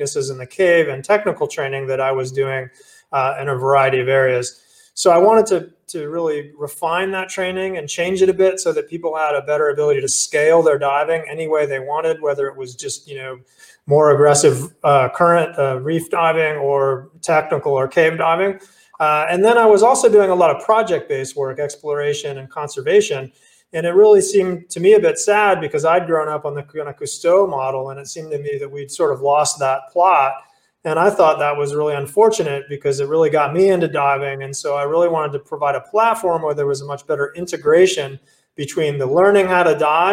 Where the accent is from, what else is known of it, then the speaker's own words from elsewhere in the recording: South Florida, United States; moved away as an adult; also born or lived in Dubai, UAE; now in North Florida, United States; I'm originally from South Florida. I moved up to North Florida and been there ever since like 87